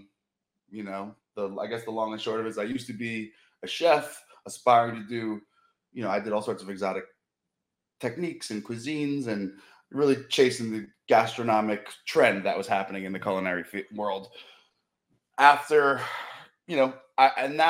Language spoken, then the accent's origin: English; Rhode Island, United States; moved away as an adult; also born or lived in Cape Cod; now in Baltimore, United States; I grew up in Rhode Island